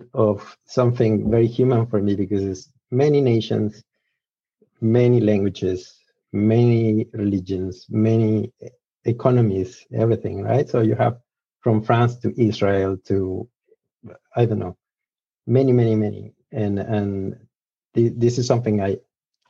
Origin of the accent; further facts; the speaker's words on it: Mexico; English is a second language; I am Mexican, so apologies for my accent. My English is still fade sometime